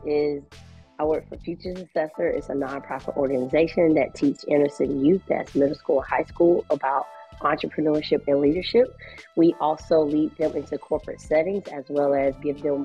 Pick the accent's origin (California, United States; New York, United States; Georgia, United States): Georgia, United States; Augusta; also born or lived in South Carolina; Growing up in inner city, I'm from Augusta, Georgia